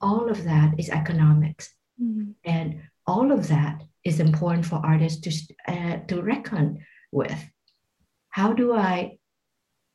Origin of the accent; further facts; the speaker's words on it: Vietnam; moved away; also born or lived in Malaysia; growing up in Vietnam during the war